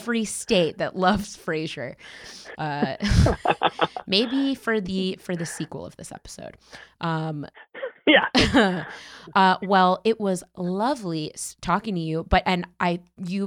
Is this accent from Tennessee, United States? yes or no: no; Connecticut, United States; moved away as an adult; now in New York, United States; I was born in New York, but I spent my formative years in Connecticut and then moved back to New York 12 years ago